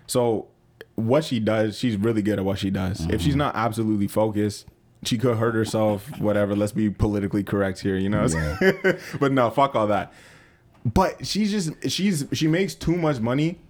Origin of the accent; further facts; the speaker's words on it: Jamaica; I'm Jamaican